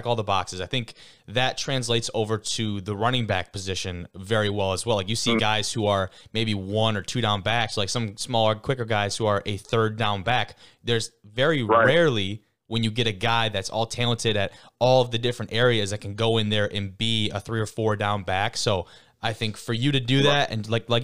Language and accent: English; Lake Orion, Michigan, United States; I'm from Lake Orion